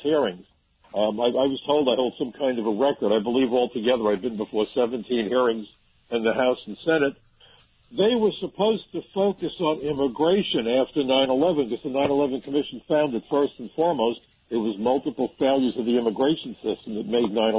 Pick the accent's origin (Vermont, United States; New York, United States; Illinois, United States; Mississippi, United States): New York, United States; New York City; I'm a New Yorker